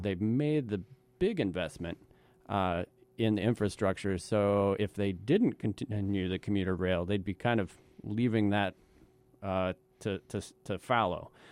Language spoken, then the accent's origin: English; Midwest, United States; also born or lived in the South; now in East Coast, United States; I was born and raised in the Midwest, and I'm a transplant to the East Coast